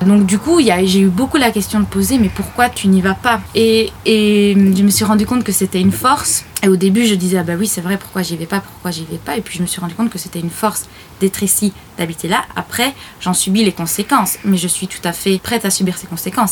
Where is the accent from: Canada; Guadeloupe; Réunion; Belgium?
Belgium; Ardennes, Wallonia; accent: Ardennes; moved away as an adult; also born or lived in Brussels / Paris; je suis ardennaise ou le fait que je suis belge